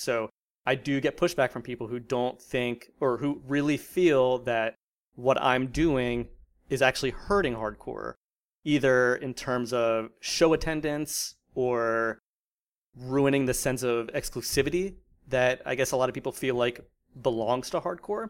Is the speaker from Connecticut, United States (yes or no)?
no; New Jersey, United States; moved away as an adult; also born or lived in Virginia; born and raised in South Jersey